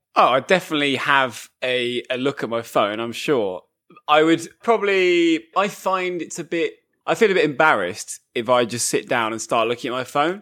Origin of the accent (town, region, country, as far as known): England, United Kingdom